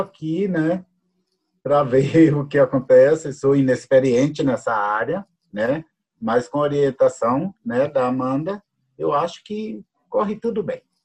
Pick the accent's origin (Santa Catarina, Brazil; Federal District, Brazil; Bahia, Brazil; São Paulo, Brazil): Bahia, Brazil; Jequié; now in Curitiba, Brazil; Sou baiano, nasci no dia 16 do nove de 62, numa cidadezinha do interior da Bahia, Jequié. É, moro atualmente em Curitiba